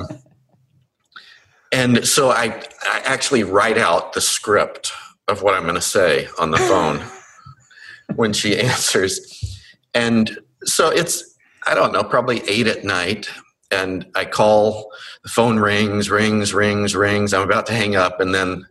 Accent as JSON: {"language": "English", "town": "Longview", "region": "Texas", "country": "United States", "tie": "born or raised there", "said": "I grew up in Longview, Texas"}